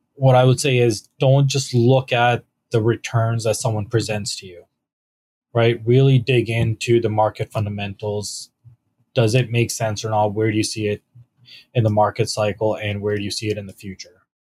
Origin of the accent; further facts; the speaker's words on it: London, Ontario, Canada; also born or lived in Mississauga / Toronto / Waterloo / Kitchener; I actually grew up in London. I went to Western